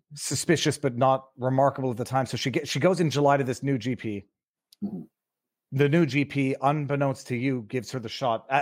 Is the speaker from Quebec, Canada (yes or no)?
yes; Quebec, Canada; I'm also from Quebec